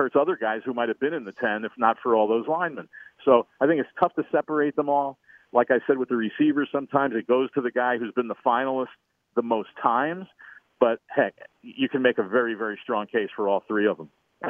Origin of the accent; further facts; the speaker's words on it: St. Louis, Missouri, United States; I'm from St. Louis